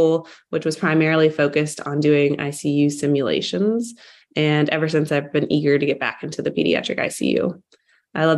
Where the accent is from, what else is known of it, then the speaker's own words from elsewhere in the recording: Atlanta, Georgia, United States; moved away as an adult; also born or lived in Birmingham, Alabama; now in Nashville, United States; I grew up in the Atlanta area